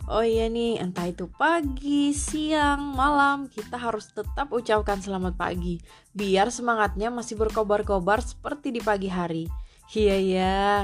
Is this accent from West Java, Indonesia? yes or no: no; Central Kalimantan, Indonesia; contoh aplikasi yang ada di daerah aku di Kalimantan Tengah beserta penjelasannya.